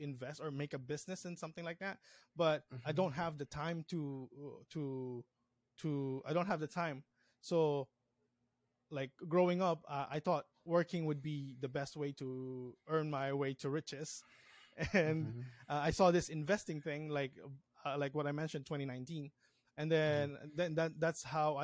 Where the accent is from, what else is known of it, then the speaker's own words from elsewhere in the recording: Philippines; now in Hawaii, United States; I came from the Philippines, and now I'm in Aloha State